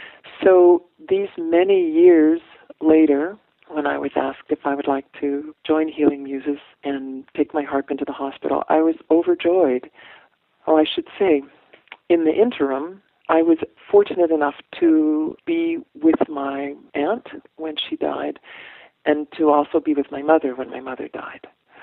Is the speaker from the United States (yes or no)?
no; Ireland; It's probably a little bit of each, but then I'm Irish, so, you know, the guilt is familiar.